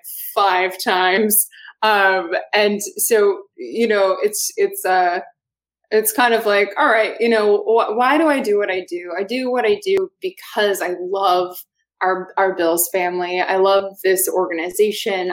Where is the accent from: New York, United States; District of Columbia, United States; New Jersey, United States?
New York, United States; Rochester; Originally from Rochester, New York